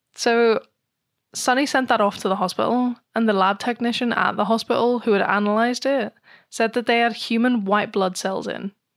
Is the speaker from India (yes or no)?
no; United Kingdom; I'm British